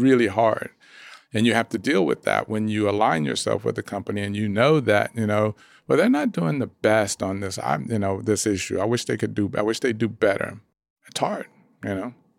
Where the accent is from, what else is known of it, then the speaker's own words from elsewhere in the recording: Dallas, Texas, United States; I grew up in Dallas